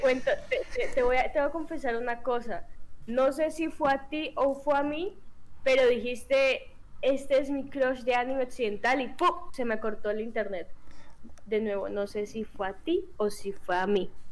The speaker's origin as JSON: {"language": "Spanish", "country": "Colombia", "said": "como buenos colombianos"}